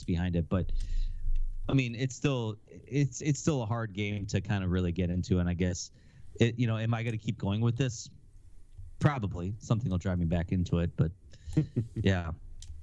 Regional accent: Wisconsin, United States; I'm from Wisconsin

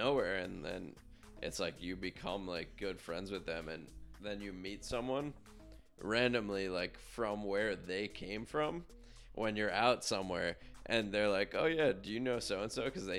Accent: Yorktown, New York, United States; also born or lived in White Plains; Yeah, I'm originally from Yorktown. Born and raised. I guess I was born technically in White Plains Hospital. And then we lived in Yorktown.

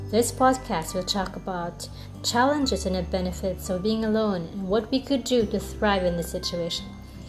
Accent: Philippines; I'm from the Philippines.

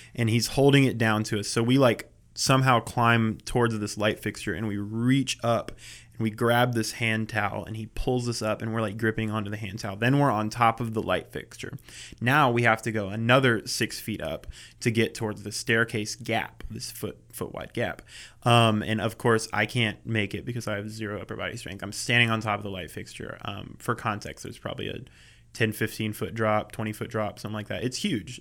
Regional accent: around Charlotte, North Carolina, United States; growing up around Charlotte, I never really came into the city

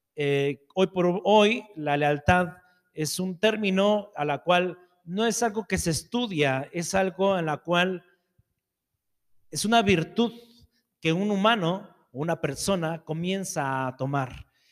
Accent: Mexico; soy mexicano

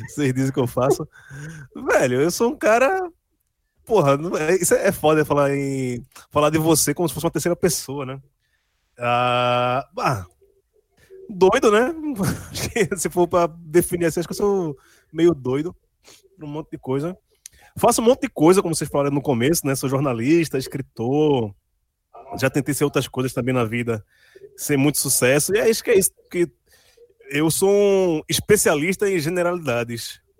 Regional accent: Candeias, Pernambuco, Brazil; also born or lived in Guarulhos; Fui morar em Candeias com três meses de idade. Ou seja, todo mundo acha que eu realmente sou pernambucano, nascido em Candeias, mas por um erro de tempo e espaço, acabei nascendo em Guarulhos

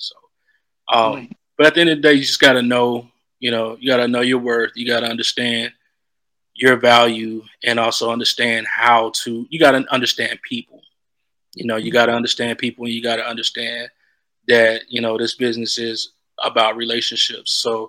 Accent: the South, United States; Like, you know, I'm from the South, so church is really big out here, you know.

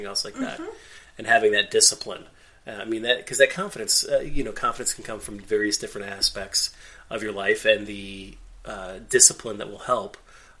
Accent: Northeast Ohio, United States; we're from Northeast Ohio

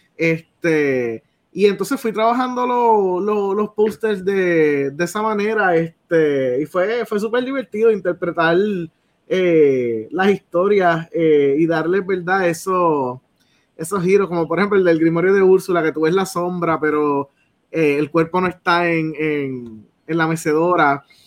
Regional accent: Salinas, Puerto Rico; yo soy de Salinas

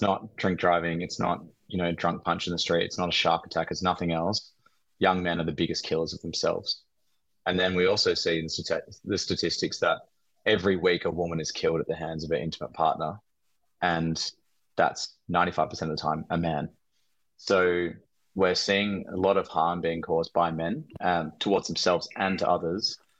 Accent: Australia; we're Australian men

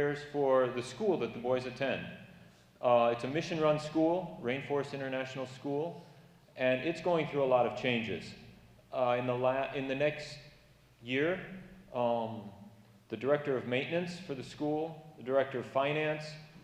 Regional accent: Kent City, Michigan, United States; moved away as an adult; now in Cameroon; I grew up here in Kent City.

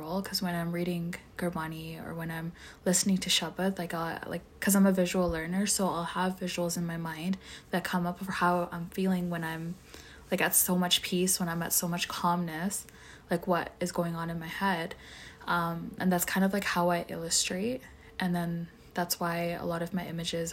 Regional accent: Edmonton, Alberta, Canada; I'm from Edmonton

